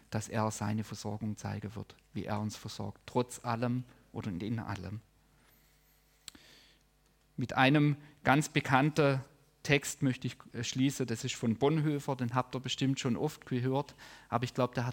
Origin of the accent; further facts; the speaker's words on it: Baden-Württemberg, Germany; das muss ich als Schwabe auch lernen